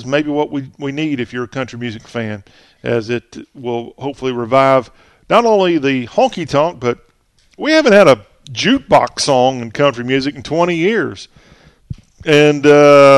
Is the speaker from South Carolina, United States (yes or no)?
yes; South Carolina, United States; moved away as an adult; also born or lived in Nashville; in South Carolina, where my hometown area